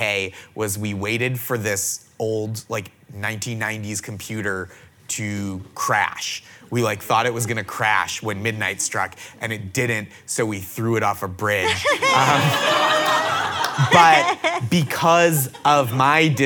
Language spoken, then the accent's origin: English; just outside of Boston, Massachusetts, United States; I grew up just outside of Boston, a famously kind city